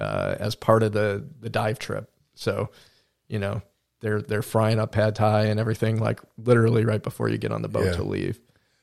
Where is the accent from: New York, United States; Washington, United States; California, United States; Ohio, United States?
New York, United States; Manhattan; now in Wilmington, United States; I come from Manhattan. I had lived there previously for quite a while before moving to Wilmington